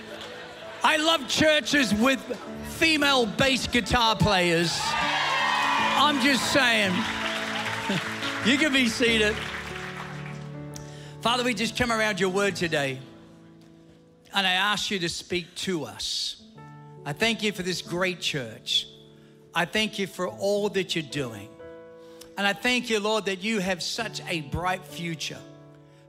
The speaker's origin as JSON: {"language": "English", "town": "Ridgefield Park", "region": "New Jersey", "country": "United States", "tie": "born or raised there", "also_born_or_lived": "Queens, New York", "moved": "yes", "said": "my parents saw the light and we moved to Ridgefield Park, Teaneck Road"}